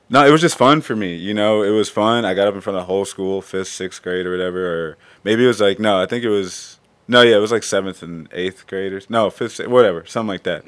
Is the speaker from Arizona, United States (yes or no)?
no; Cleveland, Ohio, United States; I'm from Cleveland